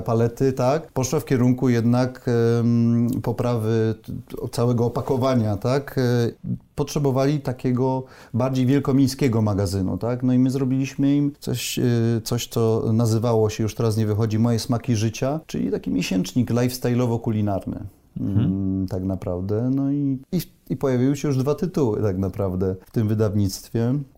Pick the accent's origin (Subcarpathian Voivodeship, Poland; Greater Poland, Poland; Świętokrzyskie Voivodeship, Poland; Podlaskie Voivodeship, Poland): Greater Poland, Poland; Poznań; Pochodzę z Poznania